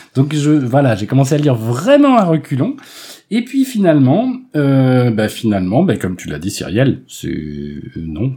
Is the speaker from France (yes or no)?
yes; Melun, Île-de-France, France; J'ai grandi à Melun